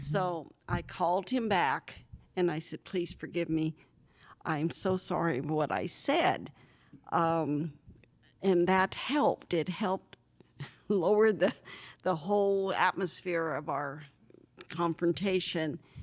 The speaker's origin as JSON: {"language": "English", "region": "Pennsylvania", "country": "United States", "tie": "born or raised there", "also_born_or_lived": "California", "moved": "yes", "said": "born and raised in Pennsylvania, uh, moved out of Pennsylvania in 1958 with my parents and I, and my three brothers, and moved to California"}